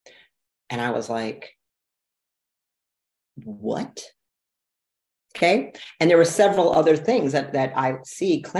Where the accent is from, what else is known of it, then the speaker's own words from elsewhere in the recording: Detroit, Michigan, United States; I'm from Detroit, big manufacturing city